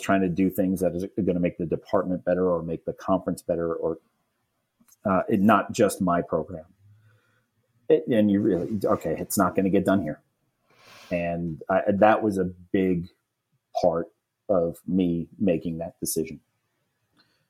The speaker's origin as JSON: {"language": "English", "region": "New York", "country": "United States", "also_born_or_lived": "Virginia", "moved": "yes", "lives_now": "North Carolina, United States", "said": "I'm from New York"}